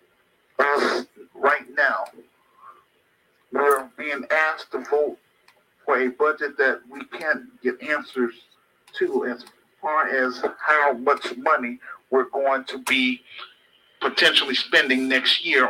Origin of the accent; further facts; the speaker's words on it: United States; also born or lived in Chicago; we as American citizens